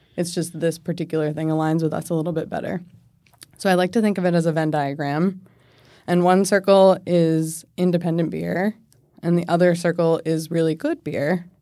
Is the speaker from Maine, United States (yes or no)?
yes; Maine, United States; moved away as an adult; now in Washington, D.C., United States; I'm from Maine originally. So I grew up there